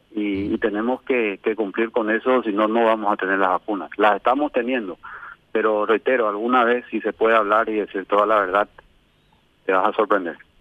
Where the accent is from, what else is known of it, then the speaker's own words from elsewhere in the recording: Paraguay; yo soy apenas un paraguayo